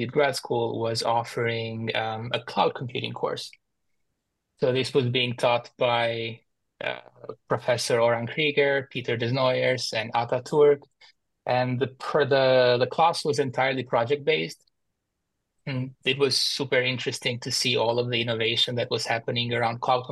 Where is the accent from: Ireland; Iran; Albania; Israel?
Albania; moved away as an adult; also born or lived in Boston, United States; now in Washington, DC, United States; I was born and raised in Albania. In 2014, I moved to the US for grad school to study computer science